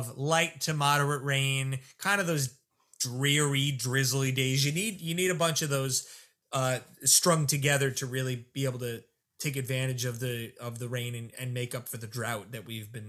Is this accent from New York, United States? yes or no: yes; South Shore of Long Island, New York, United States; Me growing up in the South Shore